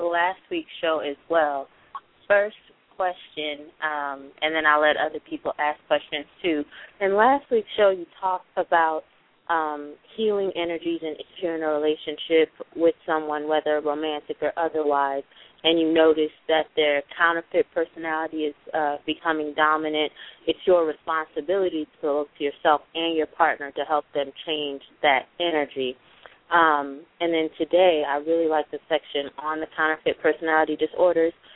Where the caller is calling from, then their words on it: Chicago, Illinois, United States; I'm actually calling from Chicago, Illinois